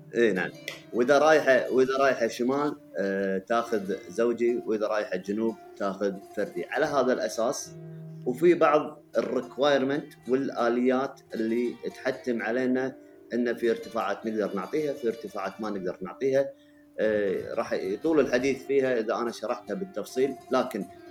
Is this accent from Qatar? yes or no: no; Kuwait; عندنا في الكويت